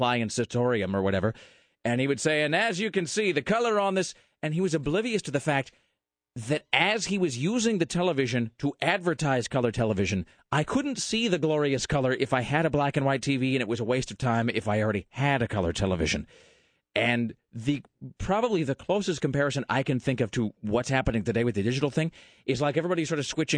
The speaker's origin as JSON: {"language": "English", "town": "Kennewick", "region": "Washington", "country": "United States", "tie": "born or raised there", "moved": "yes", "lives_now": "Portland, United States", "said": "Because I am from that town. Hanford is to my hometown of Kennewick"}